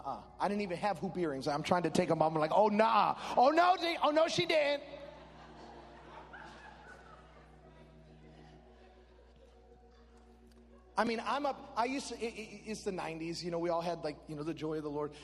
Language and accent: English; Chicago, Illinois, United States; When I was growing up in Chicago, we were a Latino church.